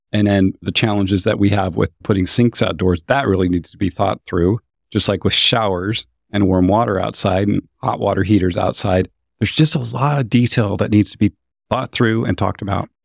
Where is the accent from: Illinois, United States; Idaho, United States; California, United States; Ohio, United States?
Idaho, United States; moved away; I grew up in Idaho